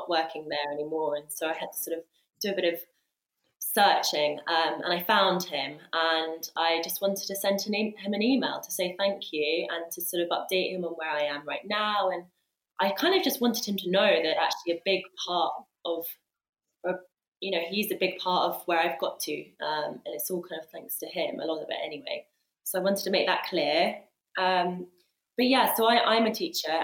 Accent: Sussex, South East England, United Kingdom; also born or lived in Leeds; now in London, United Kingdom; I was born in Sussex.

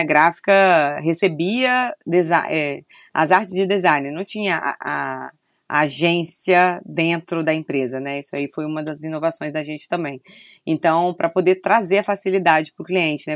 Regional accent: Vila Velha, Espírito Santo, Brazil; also born or lived in Rio de Janeiro; eu sou de Vitória, Espírito Santo, Vila Velha, né? Eu falo Vitória porque é mais conhecido, mas Vila Velha.

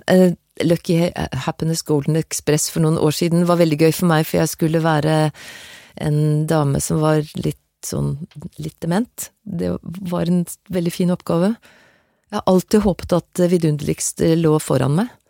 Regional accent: Stabekk, Akershus, Norway; also born or lived in Gjelleråsen, Nittedal; Jeg vokste opp på Stabekk med foreldre som var fra Ullevål Hageby og Sogn Haveby

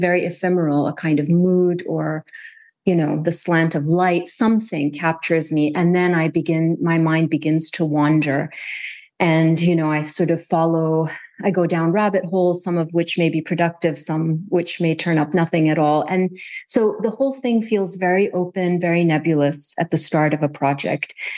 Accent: Kuwait; also born or lived in United States; growing up in Kuwait

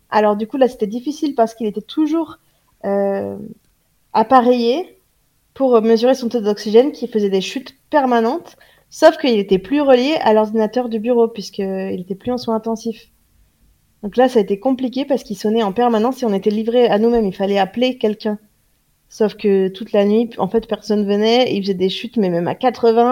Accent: France; je suis française

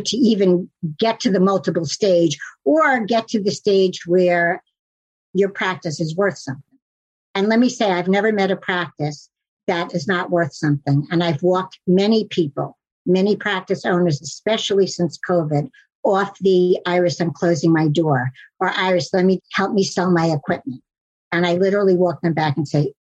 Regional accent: New York City, New York, United States; although I am a New Yorker

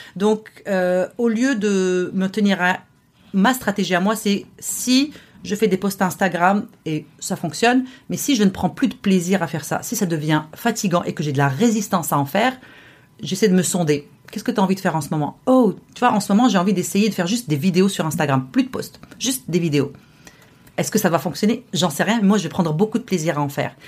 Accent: Morocco; now in Montreal, Canada; qu'au Maroc, mon pays d'origine.

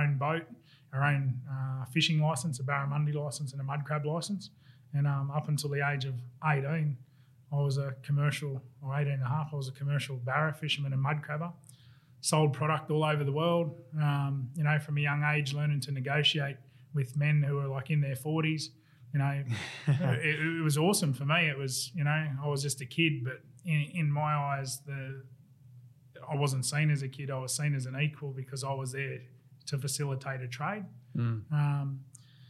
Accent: Casino, New South Wales, Australia; moved away as an adult; also born or lived in Moree / England / Gold Coast; I grew up in Casino in northern New South Wales

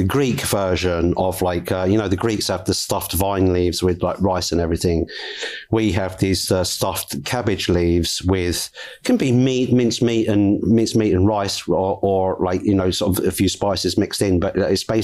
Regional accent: England, United Kingdom; as an English person

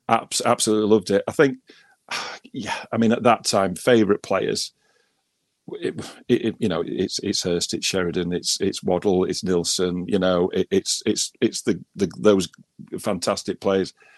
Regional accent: Wakefield, Yorkshire and the Humber, United Kingdom; born or raised there; also born or lived in Leeds / Ackworth

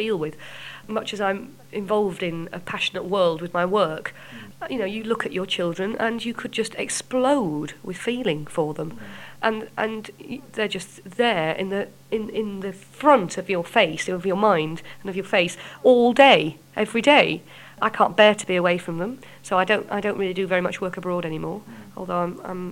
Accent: Yorkshire and the Humber, United Kingdom; accent: Yorkshire; I'm from Yorkshire and proud of it

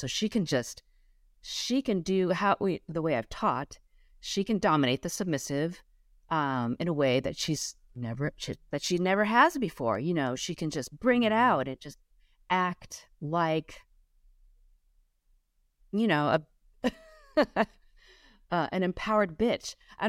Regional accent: Los Angeles, California, United States; I grew up as my parents, I grew up in Los Angeles, but in a very traditional Chinese way.

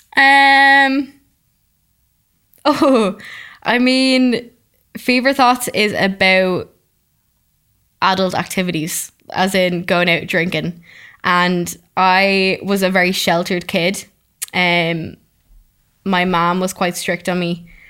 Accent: Dublin, Leinster, Ireland; I'm from Dublin, um, and I work in Dublin

